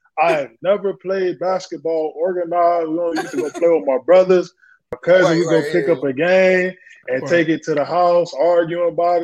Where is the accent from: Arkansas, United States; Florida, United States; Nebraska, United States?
Florida, United States; West Palm Beach; I'm from West Palm Beach, Florida. I went to Royal Palm Beach High School, and I went to University of Florida, the University of Florida for college.